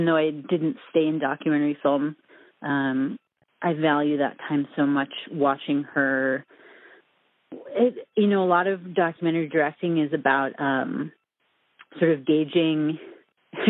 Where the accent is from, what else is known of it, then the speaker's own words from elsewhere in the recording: Minnesota, United States; moved away as an adult; also born or lived in New York; I'm from Minnesota originally